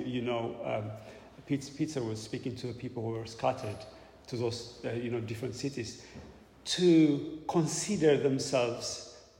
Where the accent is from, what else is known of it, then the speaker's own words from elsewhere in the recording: Ethiopia; now in London, United Kingdom; So I came from Ethiopia to London and I'm a Londoner